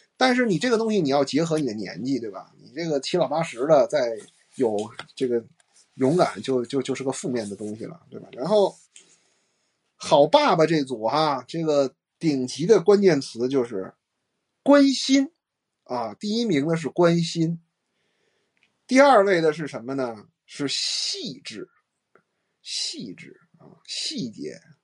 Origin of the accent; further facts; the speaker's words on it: China; 我们中国人